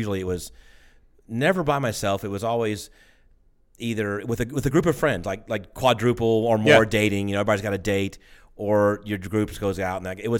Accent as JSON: {"language": "English", "town": "Atlanta", "region": "Georgia", "country": "United States", "tie": "born or raised there", "said": "I'm kind of glad I grew up at least in Atlanta."}